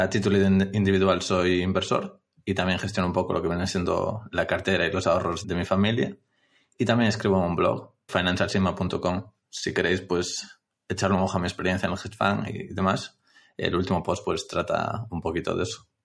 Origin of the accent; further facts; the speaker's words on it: Galicia, Spain; eh, soy un tío de Galicia. Soy estudiante de últimos cursos de Ingeniería de Organización Industrial aquí en Vigo.